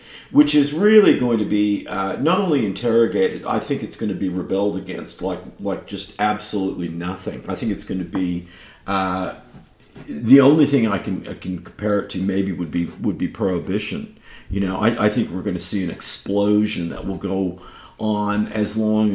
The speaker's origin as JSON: {"language": "English", "region": "California", "country": "United States", "tie": "born or raised there", "said": "it's my home state where I was born"}